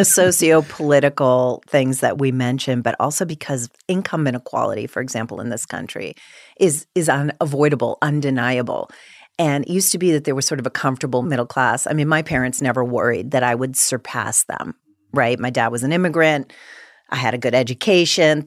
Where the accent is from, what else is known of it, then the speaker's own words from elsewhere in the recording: outside of Boston, Massachusetts, United States; moved away; I grew up outside of Boston